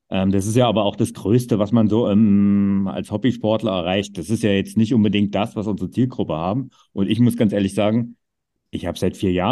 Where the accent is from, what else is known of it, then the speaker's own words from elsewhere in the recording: Vogtland, Erzgebirge, Saxony, Germany; meine Heimat mit Vogtland, Erzgebirge